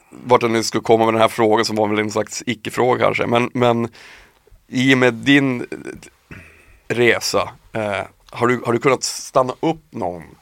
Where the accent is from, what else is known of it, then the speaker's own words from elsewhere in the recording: Piteå, Norrbotten County, Sweden; moved away as an adult; now in Stockholm, Sweden; jag flyttade från Piteå när jag var 19 ja. hit till Stockholm.